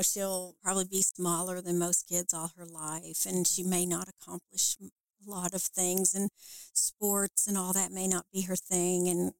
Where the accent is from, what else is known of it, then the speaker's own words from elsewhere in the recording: Puerto Rico; first language es; English is a second language; also born or lived in Fort Knox, Kentucky; I was born in Fort Knox, Kentucky. Gold Ooh. Vault, and mm-hmm. I have none of that gold. I have three brothers, and we moved after I was born to Puerto Rico because my father is Puerto Rican, and he was in Korea. And then we lived with his family, so Spanish was my first language.